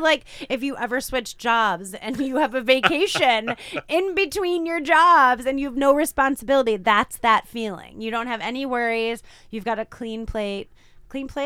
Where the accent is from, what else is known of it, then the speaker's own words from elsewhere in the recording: Midwest, United States; now in New England, United States; I was from the Midwest